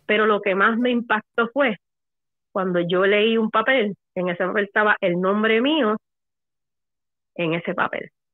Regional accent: Puerto Rico; now in Florida, United States; Yo soy de Puerto Rico.

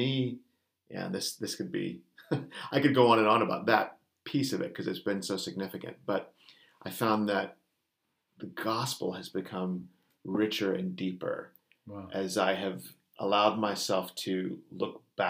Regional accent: United States; moved away as an adult; you can tell from my accent, I'm not from this island.

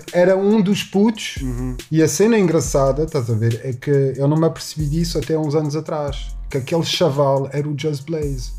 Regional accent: Paris, Île-de-France, France; moved away as an adult; also born or lived in Newark, United States; nasci, nasci em Paris.

